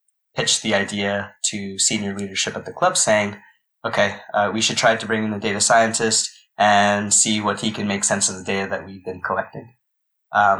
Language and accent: English; Pennsylvania, United States; moved away as an adult; also born or lived in India (ancestry); now in Lisbon, Portugal; I was born in the east coast of the US in Pennsylvania